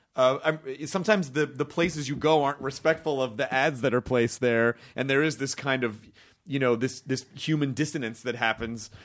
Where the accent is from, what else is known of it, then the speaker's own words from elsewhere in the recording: Memphis, Tennessee, United States; I'm from Memphis